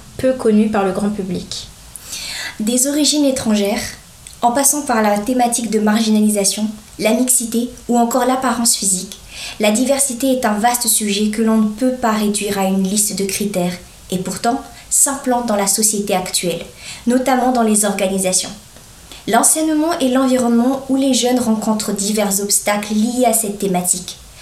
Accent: Madagascar; moved away as an adult; now in France; je viens de Madagascar et je suis venue en France

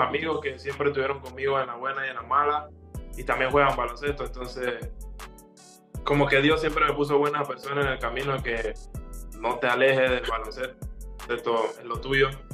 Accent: Panama; now in Uruguay

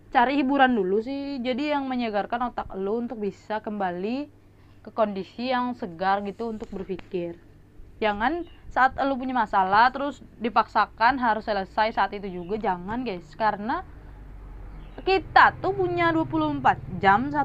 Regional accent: Medan, North Sumatra, Indonesia; gua tuh orang Medan kan tadi udah bilang ya orang Medan

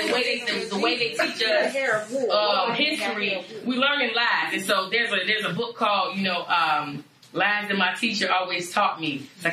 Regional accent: United States; so you're from America? I was like, yeah, you know, born and raised.

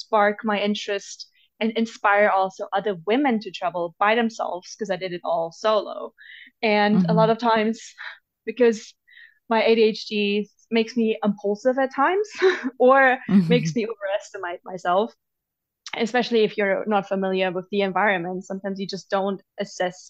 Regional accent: Germany; moved away; growing up in Germany

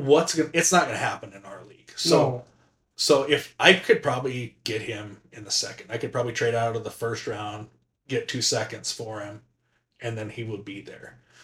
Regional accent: North Dakota, United States; We're from North Dakota

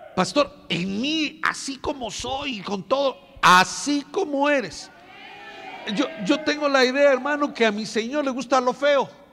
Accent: Mexico

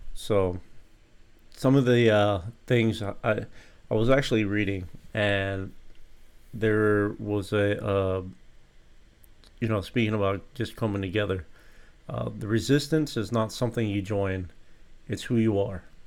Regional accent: United States; as an American citizen

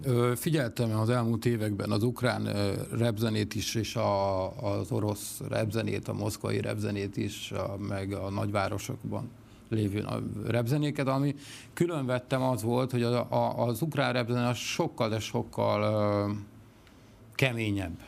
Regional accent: Miskolc, Borsod-Abaúj-Zemplén, Hungary; also born or lived in Mezőkövesd; én mezőkövesdi születésű vagyok, de Miskolton szocializálódtam, a középiskolát már ott végeztem

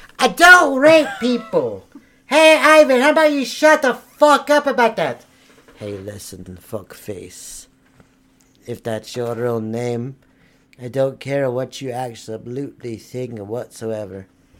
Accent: Florida, United States; No, I'm not. I've been born and raised in Florida. I've been here for all my life until I came from North Carolina.

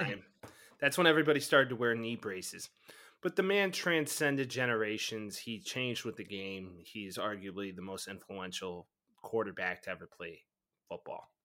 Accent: Chicago suburbs, Illinois, United States; growing up, of course, large Bears fan, growing up in the Chicago suburbs

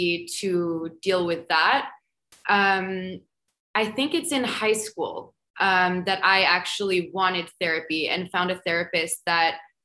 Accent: New York, United States; moved away as an adult; also born or lived in Paris, France / Portugal; I grew up in America, but I grew up in New York

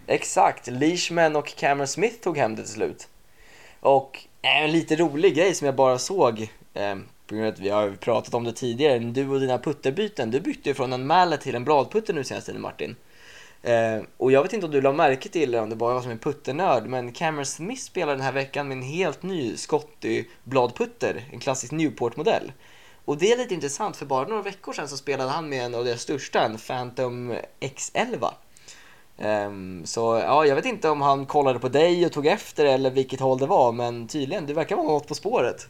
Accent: Åkersberga, Stockholm County, Sweden; moved away as an adult; now in United States; Jag är 23 år från Åkersberga

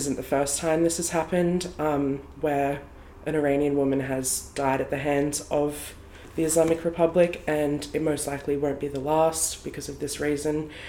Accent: Australia; I was born here in Australia and I grew up here my whole life

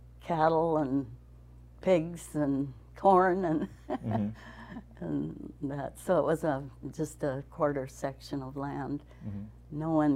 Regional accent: a farm just north of Le Mars, east of Sioux Center, Iowa, United States; I grew up on a farm just north of here, east of Sini.

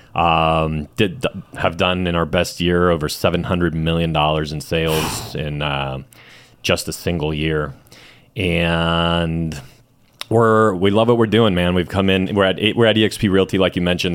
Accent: Chula Vista, California, United States; also born or lived in Mexico City, Mexico; I was only there for, um, three years, and then I was raised in Chula Vista

